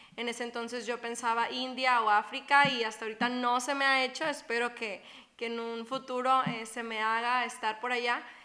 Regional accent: Guerrero Negro, Baja California Sur, Mexico; de Baja California Sur, eh, de Guerrero Negro se llama el lugar.

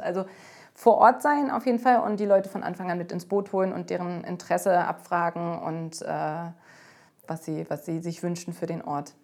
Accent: Berlin, Germany; Berlin, ich meine, das ist meine Heimat, das ist auch die Heimat von Katharina und äh, das ist unsere Mutterstadt sozusagen

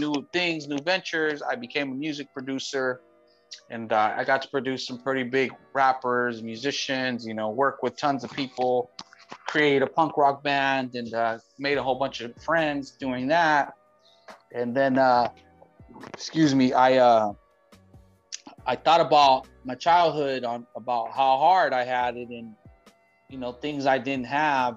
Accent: Long Beach, California, United States; I grew up in Long Beach, born and raised

